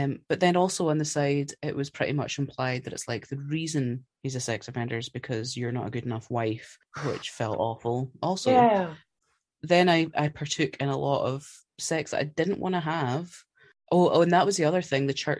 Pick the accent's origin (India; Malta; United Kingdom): United Kingdom; Scotland; I'm Scottish.